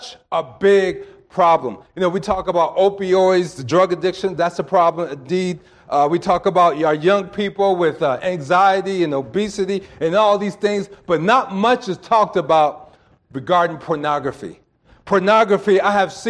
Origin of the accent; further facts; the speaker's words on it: East Coast, United States; I'm from the East Coast